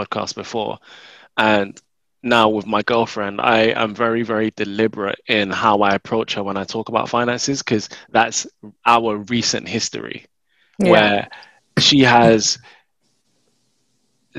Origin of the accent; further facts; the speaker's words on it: London, United Kingdom; I'm from North London